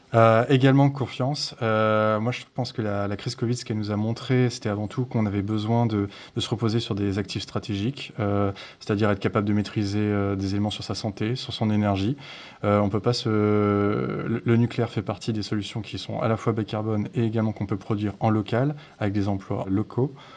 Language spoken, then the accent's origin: French; Brittany, France; je viens de Bretagne